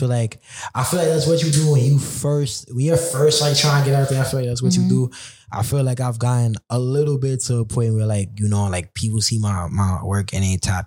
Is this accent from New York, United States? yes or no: yes; Brooklyn, New York, United States; I'm from Brooklyn, New York.